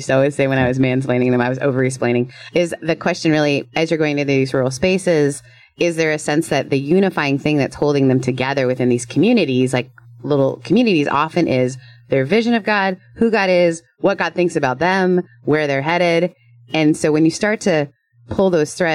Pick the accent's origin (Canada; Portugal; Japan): Canada; I'm Canadian.